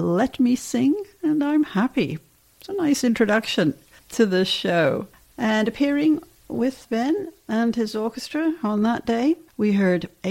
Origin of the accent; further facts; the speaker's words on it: England, United Kingdom; growing up in England